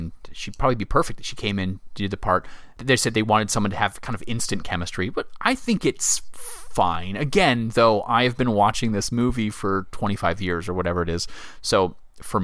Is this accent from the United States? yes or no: yes; the South, United States; now in Virginia, United States; I am from the South